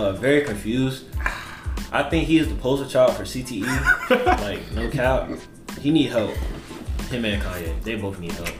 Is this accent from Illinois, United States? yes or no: no; Norfolk, Virginia, United States; Being from Norfolk